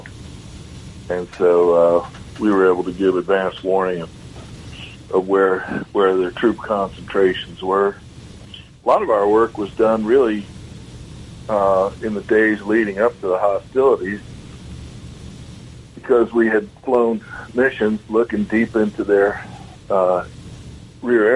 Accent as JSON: {"language": "English", "area": "Long Island", "region": "New York", "country": "United States", "tie": "born or raised there", "said": "I grew up on Long Island"}